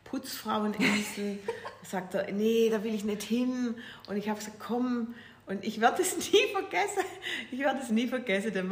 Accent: Weinstadt, Baden-Württemberg, Germany; Äh, ja, ich bin also Schwäbin. Ich bin geboren in, in, in Weinstadt. Das ist bei äh, Stuttgart grob so.

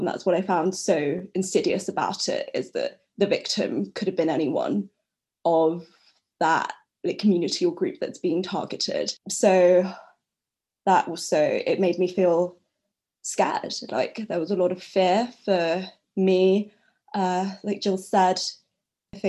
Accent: London, United Kingdom; I'm from London, UK

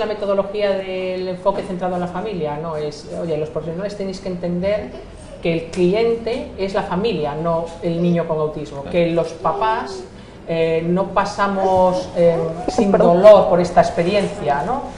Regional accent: Spain; yo soy española, eh, nacida en España

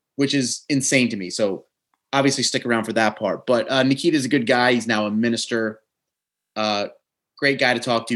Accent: New Jersey, United States; accent: Jersey; my Jersey accent

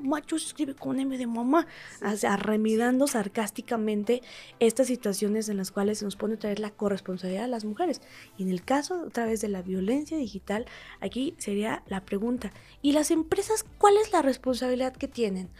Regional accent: Huauchinango, Puebla, Mexico; yo soy originaria de Huachinango, Puebla

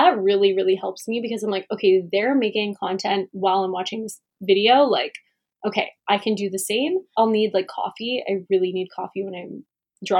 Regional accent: Calgary, Alberta, Canada; I grew up in Calgary, born and raised

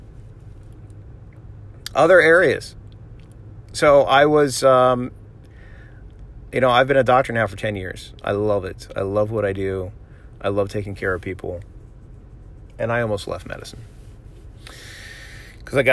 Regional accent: Florida, United States; I'm from Florida. Like, we have the ocean

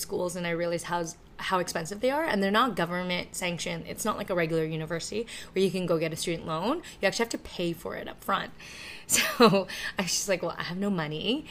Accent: Toronto, Ontario, Canada; English is a second language; also born or lived in China; we grew up in Scarborough

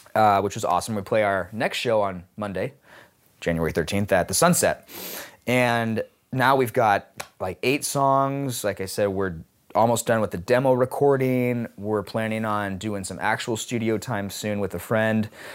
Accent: Seattle, Washington, United States; I choose to stay in Seattle and f, operate out of here is because, um, not just, one, it's my hometown

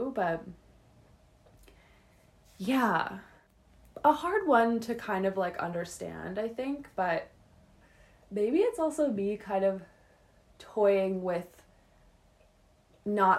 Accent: Calgary, Alberta, Canada; I was born on February 18th, 1995 in Calgary, Alberta, at 10:17 in the morning

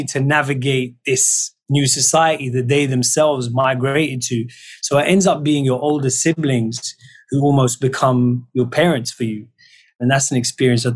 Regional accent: London, United Kingdom; London. Mm. You know, that's my home. That's where I grew up.

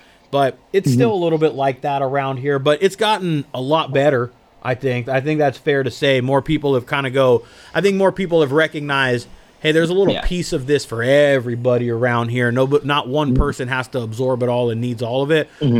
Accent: Southern California, United States; I'm born and raised in Southern California. It's a fucking grind here, man.

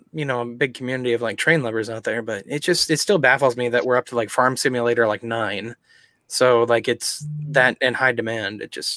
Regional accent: Iowa, United States; maybe it's just because we're from Iowa

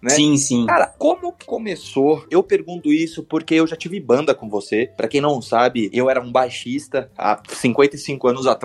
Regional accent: São Paulo, Brazil; Pra quem tá ouvindo a primeira vez, a gente é de São Paulo.

